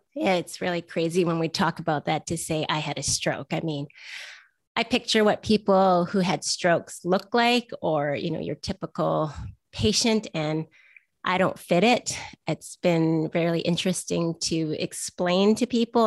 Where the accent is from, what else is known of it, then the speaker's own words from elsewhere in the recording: Vancouver, British Columbia, Canada; I'm from Vancouver